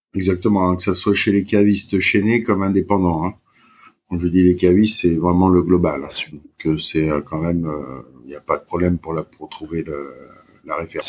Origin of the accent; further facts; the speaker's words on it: Martinique; je suis originaire de Martinique